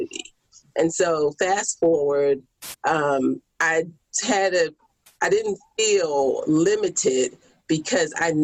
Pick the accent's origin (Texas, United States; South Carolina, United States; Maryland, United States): Maryland, United States; Baltimore; I'm from Baltimore